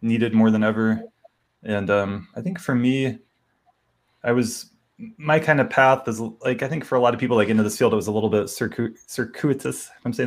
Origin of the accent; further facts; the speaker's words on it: North Carolina, United States; moved away as an adult; now in Boulder, United States; I grew up in North Carolina